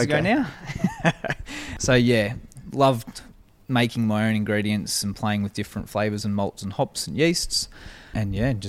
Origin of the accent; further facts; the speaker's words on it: Albury, New South Wales, Australia; No, I'm from Albury Wodonga, so born and raised in Albury.